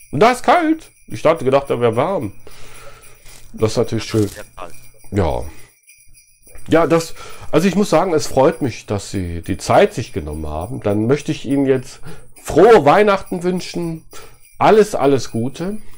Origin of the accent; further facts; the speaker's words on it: Düsseldorf, North Rhine-Westphalia, Germany; Also ich komme ja aus Düsseldorf. Düsseldorf ist eine ganz tolle Stadt.